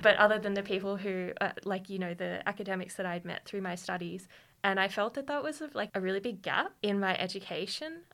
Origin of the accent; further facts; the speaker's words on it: Queanbeyan, New South Wales, Australia; also born or lived in Canberra; I grew up in Queanbeyan